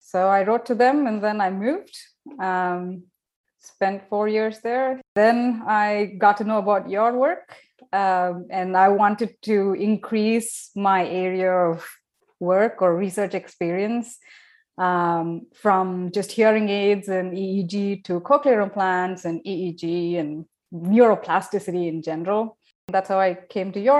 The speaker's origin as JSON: {"language": "English", "country": "India", "also_born_or_lived": "Southampton, England / Brighton, England / Glasgow, Scotland", "moved": "as an adult", "said": "When I moved for the first time out of India to Southampton in England"}